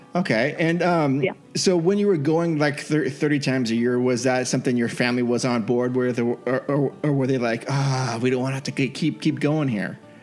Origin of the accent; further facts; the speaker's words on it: Bay Area, Northern California, United States; I grew up in Northern California